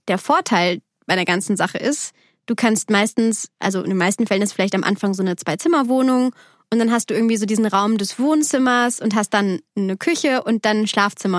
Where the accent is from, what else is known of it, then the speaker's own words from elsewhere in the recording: Bergisches Land, near Cologne, North Rhine-Westphalia, Germany; moved away; Bergischen Land, so, so nennt man